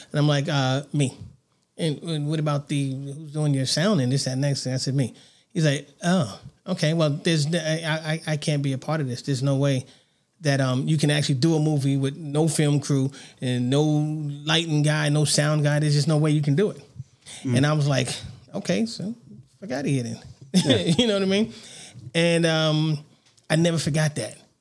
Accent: New York City, New York, United States; now in Las Vegas, United States; I grew up on Bathgate Avenue.

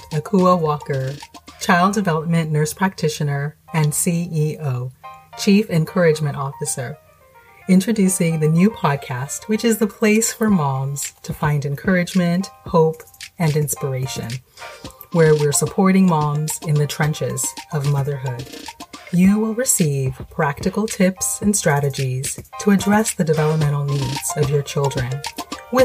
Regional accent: Ghana; moved away; Since I'm originally from Ghana

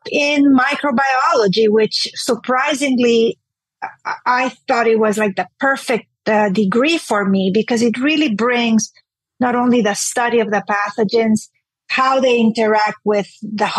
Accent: Honduras; moved away as an adult; now in Houston, United States; I grew up in Honduras, which is a Central American country

